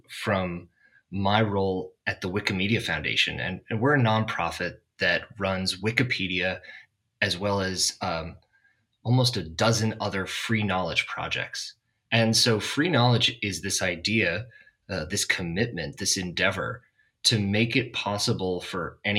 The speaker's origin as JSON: {"language": "English", "town": "Boston", "region": "Massachusetts", "country": "United States", "tie": "born or raised there", "moved": "yes", "lives_now": "San Francisco, United States", "said": "Boston, Massachusetts, which is where I grew up"}